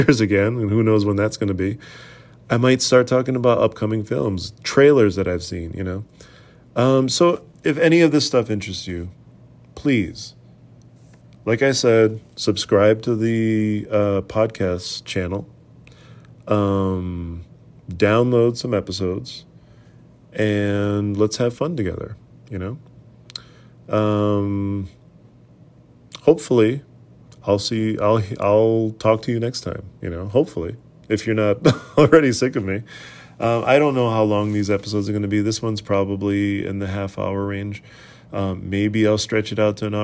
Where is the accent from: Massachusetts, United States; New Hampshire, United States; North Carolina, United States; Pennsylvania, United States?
Massachusetts, United States; Boston; I grew up in New England and I'm sort of from Boston